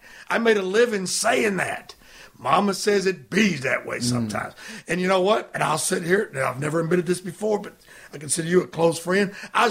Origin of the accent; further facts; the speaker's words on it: West Virginia, United States; born there; I've been here pretty much my whole life, and I was born in West Virginia.